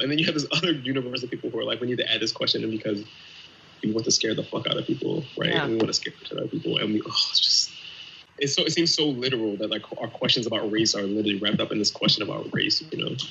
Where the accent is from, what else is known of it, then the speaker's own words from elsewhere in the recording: Pennsylvania, United States; I'm from Pennsylvania